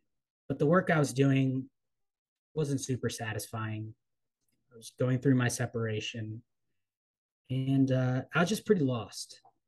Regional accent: Baltimore, Maryland, United States; born there; also born or lived in East Coast of the United States; I'm originally from the East Coast of the United States. I was born in Baltimore, moved around a lot as a kid as a result of my father's employment decisions, put it that way, and ended up back in Baltimore for college

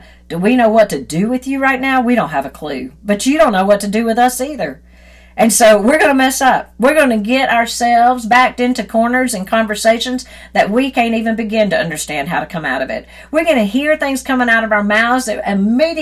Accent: Deep South, United States; I grew up in the Deep South

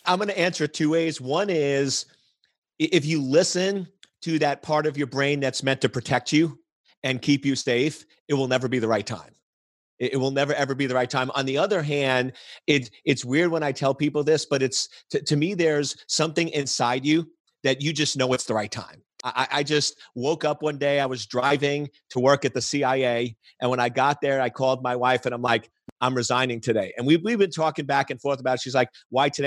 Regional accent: New York, United States; now in Washington, D.C., United States; I was born and raised in New York

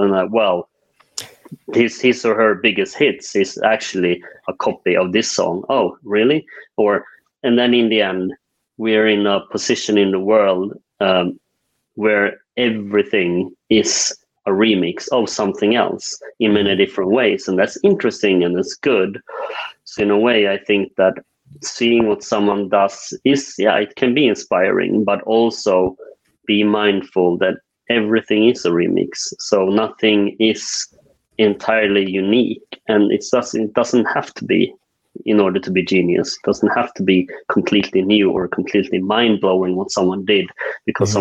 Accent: northern Sweden, Sweden; also born or lived in South Korea; now in Stockholm, Sweden; I am uh, Swedish uh, although I was adopted from South Korea when I was two years old. Grew up in the uh, northern parts of Sweden

